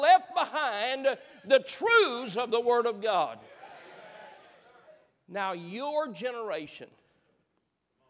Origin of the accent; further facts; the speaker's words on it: United States; I am an American